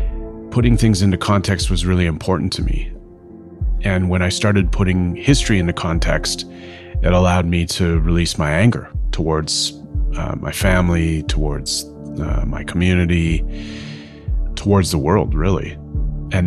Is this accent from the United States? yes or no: no; Fort Frances, Ontario, Canada; also born or lived in Couchiching First Nation; now in Toronto and Winnipeg, Canada; born and raised in Fort Francis, Ontario